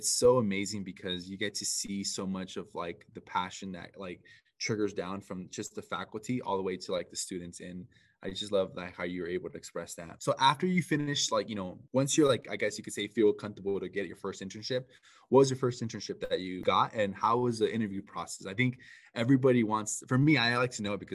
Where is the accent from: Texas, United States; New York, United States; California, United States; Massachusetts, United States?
California, United States; Orange County; I'm actually from Orange County